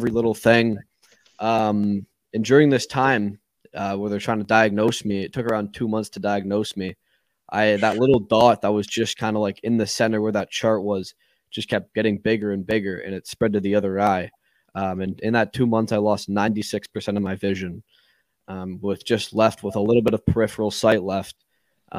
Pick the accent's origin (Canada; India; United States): Canada; Burlington, Ontario; I grew up in Burlington, Ontario, and played hockey